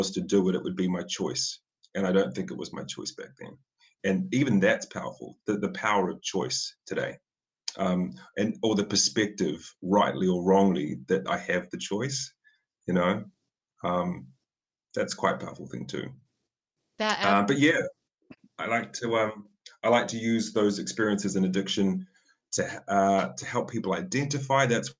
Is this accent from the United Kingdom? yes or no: no; New Zealand; I'm a New Zealander